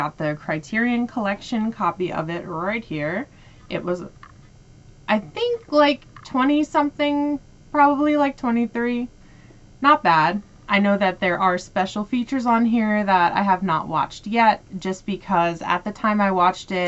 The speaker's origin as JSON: {"language": "English", "country": "United States", "said": "I'm American"}